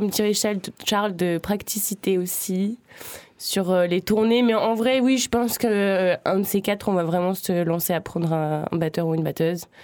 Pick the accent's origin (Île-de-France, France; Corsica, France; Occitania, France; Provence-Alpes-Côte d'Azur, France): Occitania, France; Uzès; Du coup, j'ai grandi à Uzès, en fait.